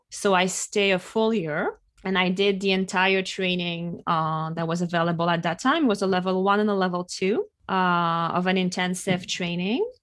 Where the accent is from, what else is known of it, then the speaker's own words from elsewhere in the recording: west coast of France, close to La Rochelle, Nouvelle-Aquitaine, France; now in New York City, United States; I'm from France, uh, from the west coast of France, close to La Rochelle. Uh, and right now I'm based in New York City